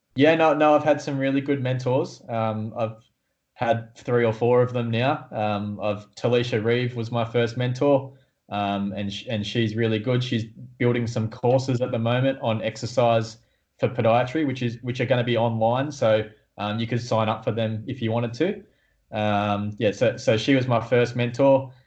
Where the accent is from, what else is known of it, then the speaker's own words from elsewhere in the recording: Newcastle, New South Wales, Australia; I'm from Newcastle in Australia